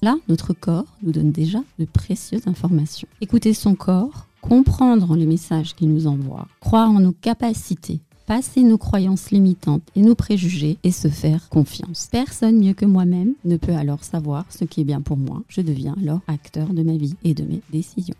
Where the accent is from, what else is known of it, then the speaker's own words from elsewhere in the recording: Tehran, Tehran Province, Iran; also born or lived in Paris, France; now in Alsace, France; je suis née à Téhéran, en Iran.